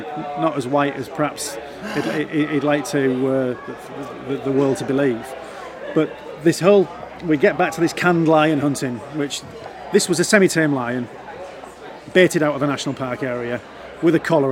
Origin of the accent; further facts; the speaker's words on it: Yorkshire and the Humber, United Kingdom; I'm from Yorkshire and the people around here can't understand me